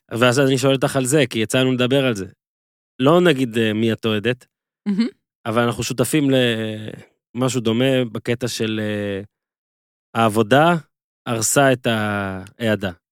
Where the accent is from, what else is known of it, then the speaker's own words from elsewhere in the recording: Northern District, Israel; moved away; כשגדלתי בצפון